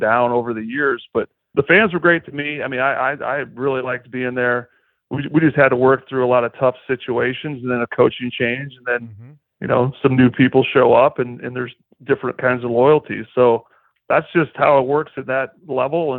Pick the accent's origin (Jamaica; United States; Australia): United States; Goshen, Indiana; moved away; I'm from Goshen, Indiana